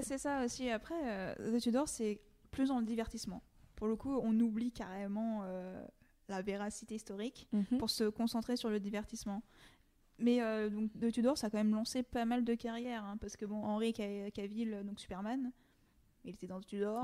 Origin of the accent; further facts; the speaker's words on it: France; en tant que Français